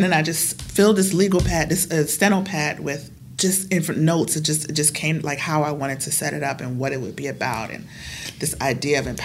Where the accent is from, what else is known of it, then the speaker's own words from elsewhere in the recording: United States; as an American